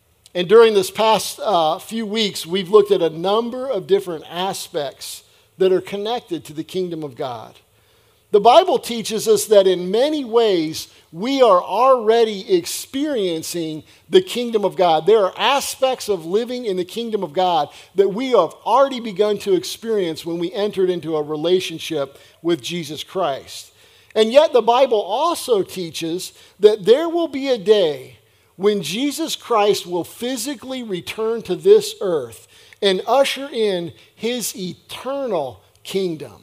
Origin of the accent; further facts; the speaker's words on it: United States; my citizenship as an American